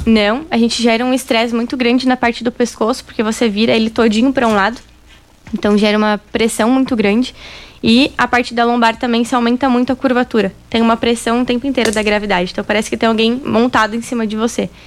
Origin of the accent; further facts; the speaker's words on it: São Paulo, Brazil; moved away as an adult; also born or lived in Rio Grande do Sul; now in Rio Verde, Brazil; Eu sou gaúcha, mas eu morei basicamente a minha vida toda em São Paulo.